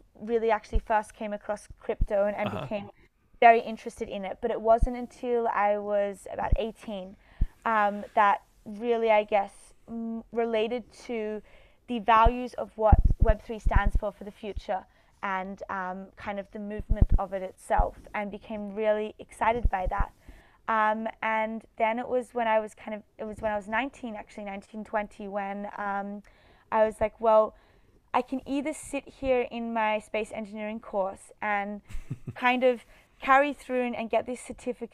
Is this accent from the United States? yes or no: no; Australia; I'm from Australia, so Sydney University.